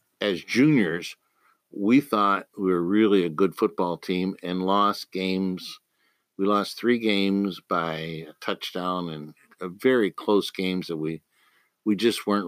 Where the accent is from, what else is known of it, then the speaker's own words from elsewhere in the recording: Johnstown, Pennsylvania, United States; moved away as an adult; also born or lived in Pittsburgh, Pennsylvania / Midland, Michigan; I was born in Johnstown, Pennsylvania.